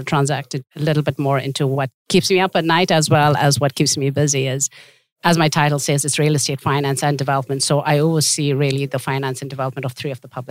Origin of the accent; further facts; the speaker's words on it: India; moved away as an adult; also born or lived in Tibet; now in Canada; I am a Tibetan and I was born in India because my parents had fled Tibet at that time